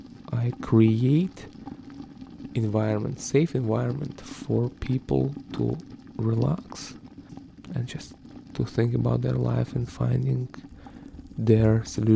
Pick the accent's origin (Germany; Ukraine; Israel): Ukraine; I'm originally from Ukraine.